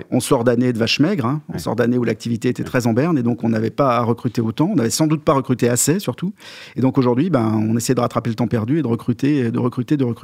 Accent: Lyon, Auvergne-Rhône-Alpes, France; Non, non, je suis lyonnais.

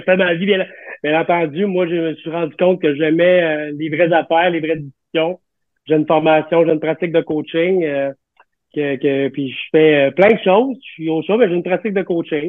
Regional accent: Quebec, Canada; on est des Québécois, Montréalais, Canadiens

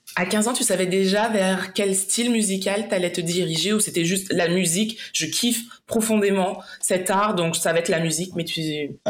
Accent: Martinique; on vient tous les deux de la Martinique

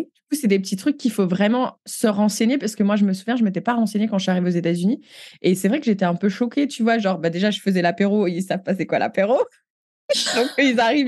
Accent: France; moved away as an adult; now in Canada; on est française.

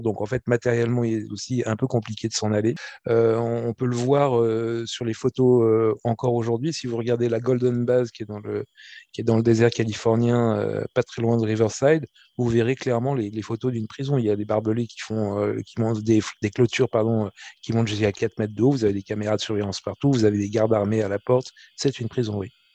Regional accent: France; je suis français

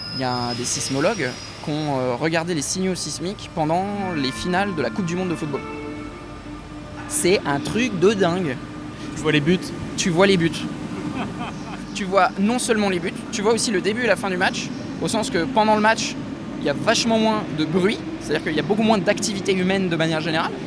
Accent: Nantes, Pays de la Loire, France; je viens de Nantes

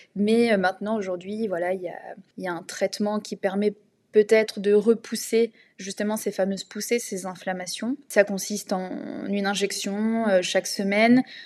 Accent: Essonne, Île-de-France, France; ville du 91 où j'ai grandi dans une maison, dans un petit pavillon de banlieue

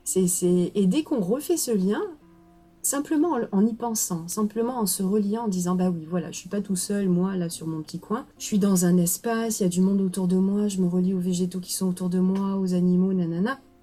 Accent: Marseille, Provence-Alpes-Côte d'Azur, France; moved away; also born or lived in Quebec / Mali; je suis, euh, marseillaise je vis à Marseille, je suis née à Marseille, j'ai beaucoup bougé, mais finalement pour, euh, pour revenir

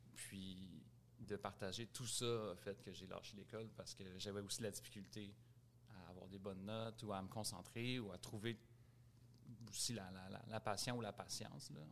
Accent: Montreal, Quebec, Canada; Grandi à Montréal, Rosemont Est.

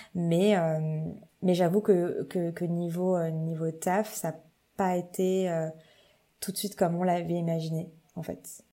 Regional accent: Châlons-en-Champagne, Grand Est, France; moved away as an adult; also born or lived in Nancy, France / Paris, France; now in Toronto, Canada; j'ai grandi à Reims, enfin à côté de Reims, dans une ville qui s'appelle Châlons-en-Champagne

